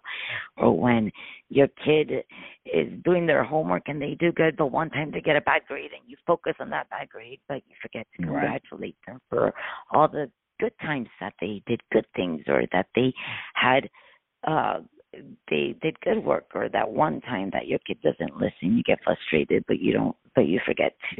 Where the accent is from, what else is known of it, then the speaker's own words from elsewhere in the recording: Miami, Florida, United States; I'm from Miami.